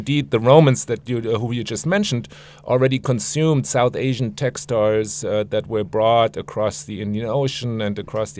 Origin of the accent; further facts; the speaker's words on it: Frankfurt, Hesse, Germany; moved away; I'm from Frankfurt, Germany.